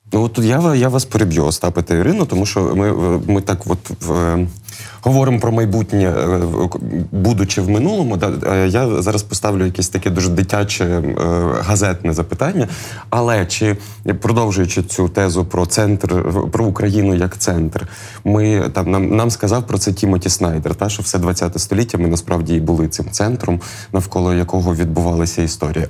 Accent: Lviv, Lviv Oblast, Ukraine; ми зі Львова, ми помаранчеві

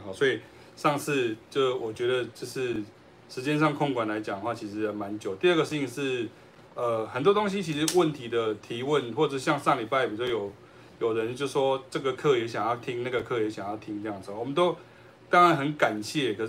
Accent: Taiwan; 呃，我们台湾话叫做拉迪赛哈

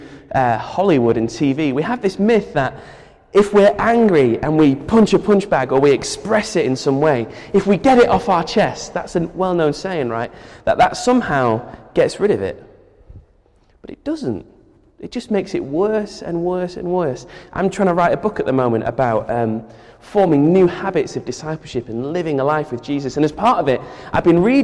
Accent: United Kingdom; as a British person

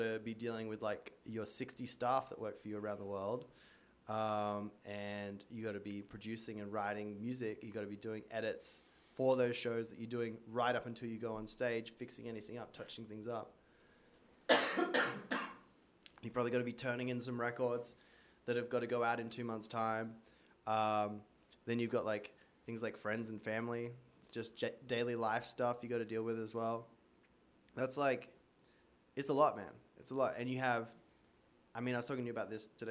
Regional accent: Australia; moved away as an adult; now in United States; I was a surfer growing up in Australia, loved the ocean, came over to America

